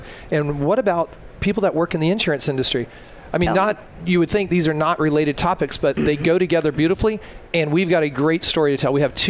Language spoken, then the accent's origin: English; the South, United States; I'm from the South.